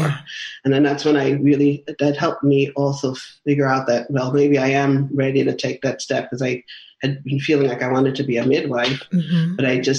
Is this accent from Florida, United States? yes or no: no; New York, United States; also born or lived in Manhattan; because I'm a New Yorker diehard